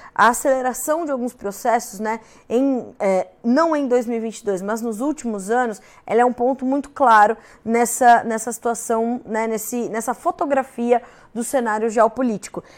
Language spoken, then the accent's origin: Portuguese; Brazil; enquanto brasileiros